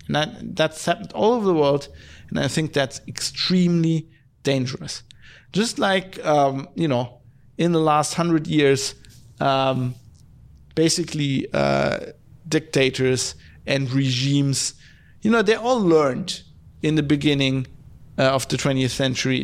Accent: Duisburg, North Rhine-Westphalia, Germany; moved away; where I was born in Duisburg, there's all these steel works.

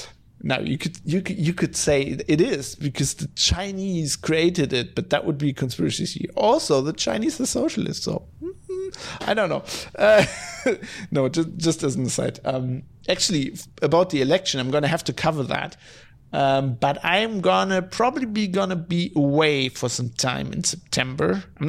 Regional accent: Germany; English is a second language; You know, I'm from Germany, so there's I don't have as much contact with Yiddish as people from the US

